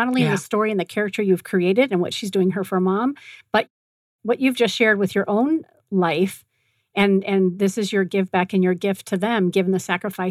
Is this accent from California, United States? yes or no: yes; Belmont, California, United States; That's my hometown. I grew up in that area.